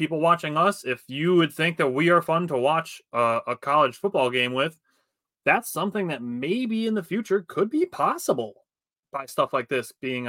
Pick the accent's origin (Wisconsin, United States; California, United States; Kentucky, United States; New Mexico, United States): Wisconsin, United States; I'm from Wisconsin. I don't drink any beers.